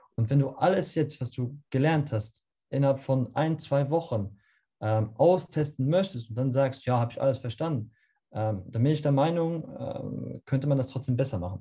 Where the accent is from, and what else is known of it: Luxembourg; German is a second language